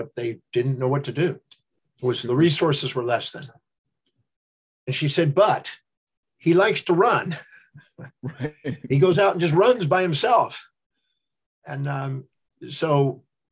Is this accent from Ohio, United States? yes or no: no; Houston, Texas, United States; I was born in 1954 in Houston, Texas